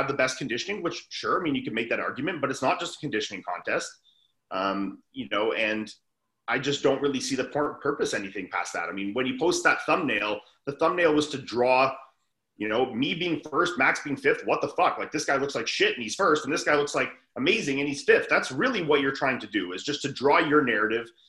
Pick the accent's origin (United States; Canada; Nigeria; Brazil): Canada; I'm one of three Canadians in an American show